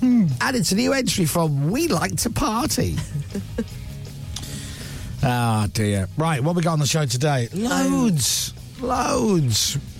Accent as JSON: {"language": "English", "country": "United States", "said": "Because we're American."}